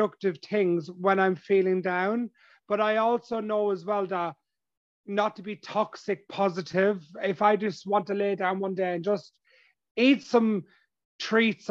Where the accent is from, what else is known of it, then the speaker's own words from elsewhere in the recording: Ireland; where I grew up in my hometown and my community, and I grew up in an Irish traveler, gypsy background